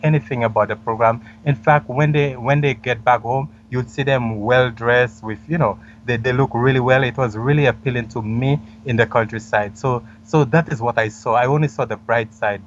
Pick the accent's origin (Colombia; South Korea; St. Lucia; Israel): St. Lucia; moved away as an adult; also born or lived in Canada; I am from a very small country in the Caribbean named St. Lucia